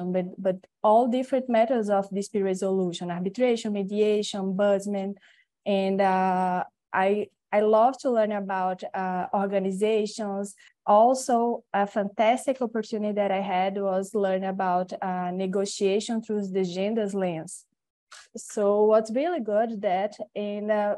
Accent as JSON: {"language": "English", "town": "Natal", "region": "Rio Grande do Norte", "country": "Brazil", "second_language": "English", "moved": "yes", "lives_now": "São Paulo, Brazil", "said": "I'm from Natal. It's a different city here, northeast."}